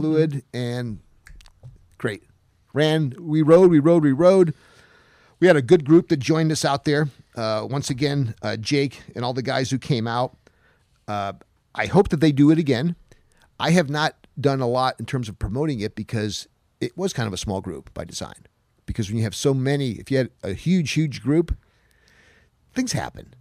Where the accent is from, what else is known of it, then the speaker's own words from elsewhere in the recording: Utica, New York, United States; moved away; I knew it snowed in Utica, New York, my hometown, today